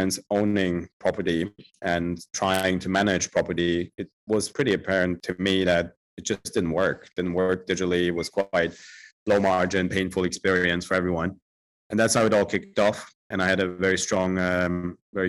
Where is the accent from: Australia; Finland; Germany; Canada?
Germany; moved away as an adult; also born or lived in Turkey / Italy; now in London, United Kingdom; I was born in Germany and grew up in Germany